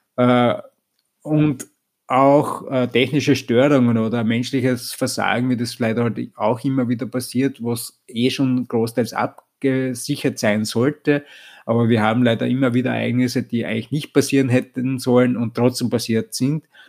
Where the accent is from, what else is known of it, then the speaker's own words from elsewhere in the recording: Vienna, Austria; ich komme grundsätzlich aus Österreich, aus Wien